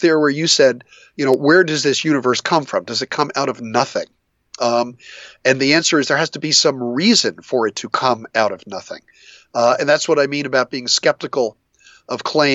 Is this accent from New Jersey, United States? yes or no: yes; New Jersey, United States; I grew up in New Jersey.